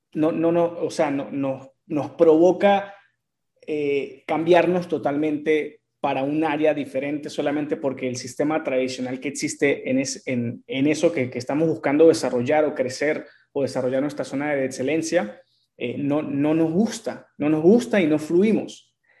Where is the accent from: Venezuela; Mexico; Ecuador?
Venezuela; mi país Venezuela